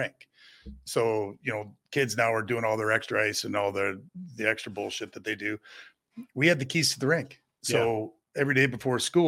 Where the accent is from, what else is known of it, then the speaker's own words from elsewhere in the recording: Kimberley, British Columbia, Canada; growing up in Kimberly, playing against all those guys. But, you know, coming from a town of 6,000 or 7,000 people